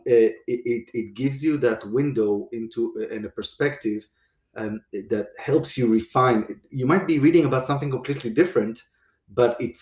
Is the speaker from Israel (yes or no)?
yes; Israel; moved away as an adult; now in United States; I grew up in Israel